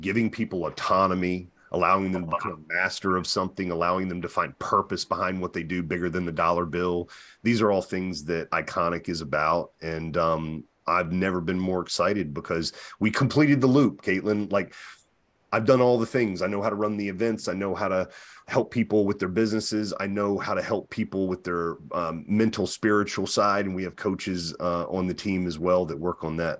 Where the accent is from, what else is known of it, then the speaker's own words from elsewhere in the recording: the South, United States; And I was raised in the Bible Belt, which is very fundamental.